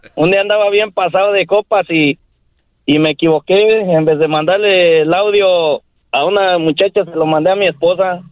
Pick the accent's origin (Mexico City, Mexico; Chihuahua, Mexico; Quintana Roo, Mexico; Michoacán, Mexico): Michoacán, Mexico; Jiquilpan; moved away; vengo de Jiquilpan, Michoacán